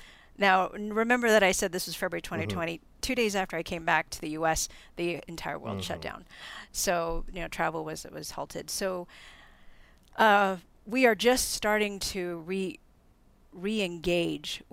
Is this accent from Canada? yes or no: no; Philippines; moved away; I grew up in the Philippines